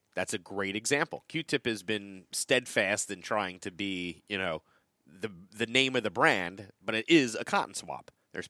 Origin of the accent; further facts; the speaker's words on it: United States; accent: American; they just love my American accent so much that they can't resist it.